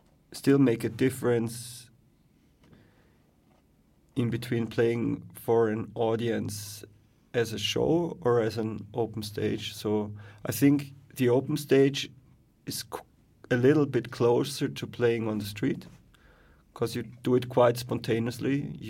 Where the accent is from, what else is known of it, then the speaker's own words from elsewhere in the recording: Graz, Styria, Austria; I come from Graz, actually.